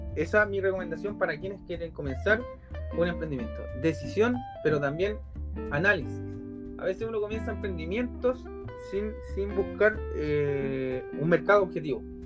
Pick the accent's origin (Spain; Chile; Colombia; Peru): Chile; Concepción, Biobío; yo soy de Concepción